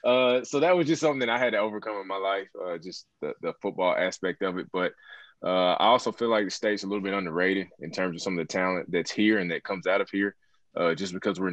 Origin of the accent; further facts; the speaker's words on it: Muscle Shoals, Alabama, United States; I grew up in the northwest corner of Alabama.